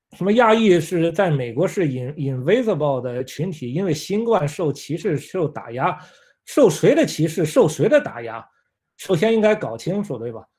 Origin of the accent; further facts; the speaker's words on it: China; moved away as an adult; also born or lived in Italy; now in United States; 作为一个中国人